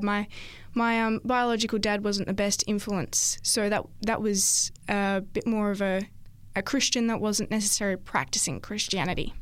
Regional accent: Esperance, Western Australia, Australia; also born or lived in Karratha; now in Central Coast, Australia; So I'm originally from Esperance, W A. Uh, grew up there for most of my childhood

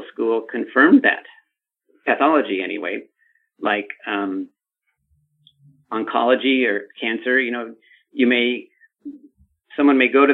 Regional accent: Los Angeles, California, United States; I grew up in Los Angeles

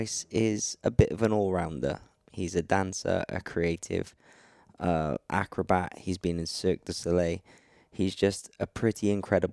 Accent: Wales, United Kingdom; also born or lived in North Hollywood, Los Angeles; now in England; I'm from Wales originally, but I'm living in England

